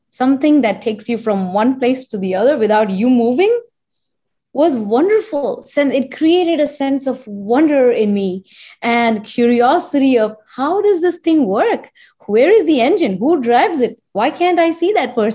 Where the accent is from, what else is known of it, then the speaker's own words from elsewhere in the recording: India; moved away as an adult; now in United States; I am Indian and I was born and raised there and I come from that land